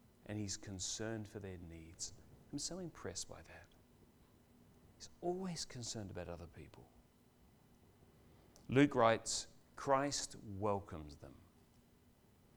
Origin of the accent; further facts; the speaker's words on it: Adelaide, South Australia, Australia; now in Melbourne, Australia; We're from Adelaide